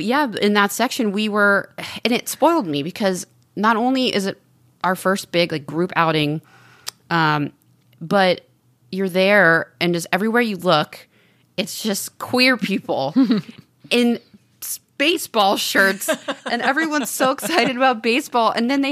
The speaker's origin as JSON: {"language": "English", "region": "Texas", "country": "United States", "moved": "yes", "lives_now": "Los Angeles, United States", "said": "I'm from Texas."}